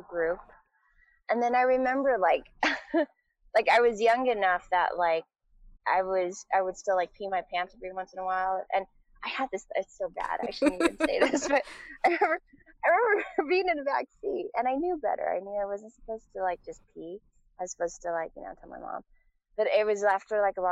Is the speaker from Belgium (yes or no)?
no; Taiwan; moved away; also born or lived in United States; I was raised in Taiwan from the time I was like 3 years old on.